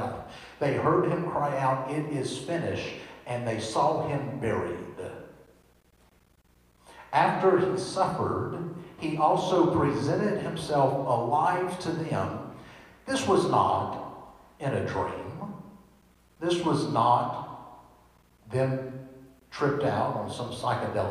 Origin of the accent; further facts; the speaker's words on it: Washington Parish, Louisiana, United States; I grew up North Shore in Washington Parish, Louisiana